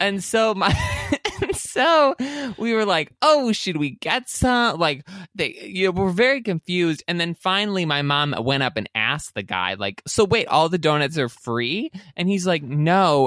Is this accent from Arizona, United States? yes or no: no; Elsie, Michigan, United States; I grew up in Elsie, Michigan, which is known for having a lot of cows.